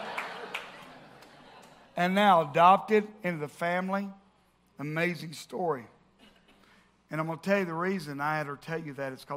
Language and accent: English; the South, United States; growing up in the South and growing up in church